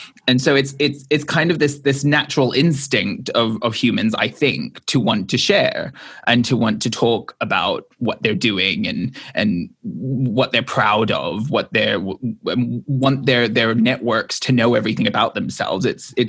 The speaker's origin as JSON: {"language": "English", "country": "Hong Kong", "tie": "born or raised there", "said": "and I was raised partially in Hong Kong."}